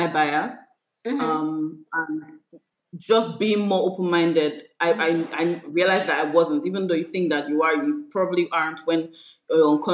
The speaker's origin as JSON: {"language": "English", "country": "Nigeria"}